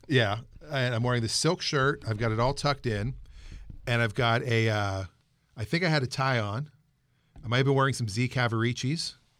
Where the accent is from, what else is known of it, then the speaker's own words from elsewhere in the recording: Pittsburgh, Pennsylvania, United States; now in Seattle area, United States; I'm originally from the Pittsburgh area